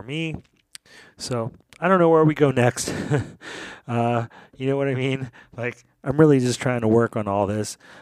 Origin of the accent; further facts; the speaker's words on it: Philadelphia, Pennsylvania, United States; my hometown, my native city, the native city of Philadelphia